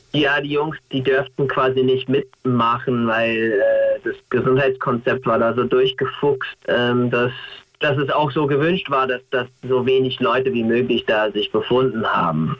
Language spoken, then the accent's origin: German; United States; German is a second language; now in Germany; als Amerikaner